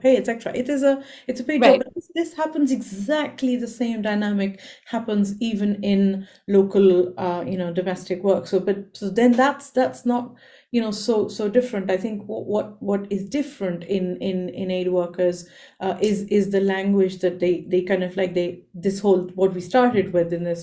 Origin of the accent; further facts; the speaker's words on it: India; I come from India